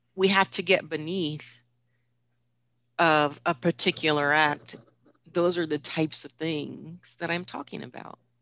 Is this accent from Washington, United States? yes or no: yes; Washington, United States; Washington, which is my home state